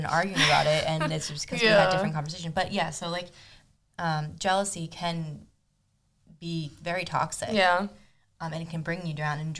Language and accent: English; Argentina; moved away; My brother, myself, my mom, and my dad, we were all born in Argentina. My mom grew up in New Jersey, and my dad grew up in Argentina.